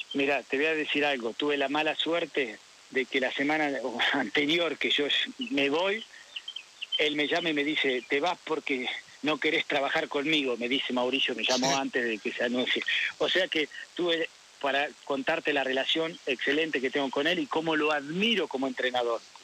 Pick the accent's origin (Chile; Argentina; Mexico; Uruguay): Argentina; moved away; also born or lived in Paris, France; como argentino